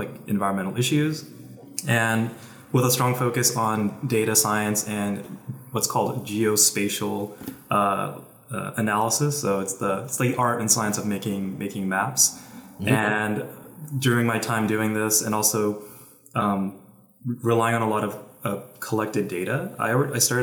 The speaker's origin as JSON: {"language": "English", "region": "California", "country": "United States", "said": "So I'm from California. I've been living in the Bay Area for about 10 years"}